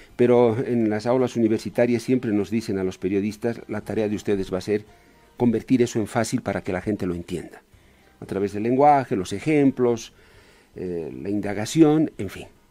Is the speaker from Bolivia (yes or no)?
yes; Bolivia; todos como bolivianos hay que ponerle el hombro al país